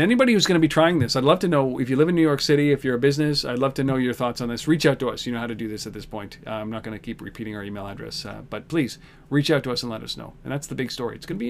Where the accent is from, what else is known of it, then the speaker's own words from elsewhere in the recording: Nairobi, Kenya; born there; I was born in Nairobi, of all places. Nairobi, Kenya.